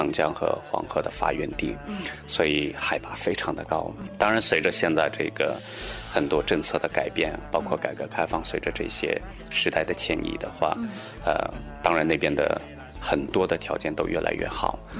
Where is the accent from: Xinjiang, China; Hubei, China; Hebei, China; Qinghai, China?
Qinghai, China; Qumarleb; Chinese is a second language; moved away; also born or lived in Beijing; 其实我的家乡就比较远，呃，在青海玉树。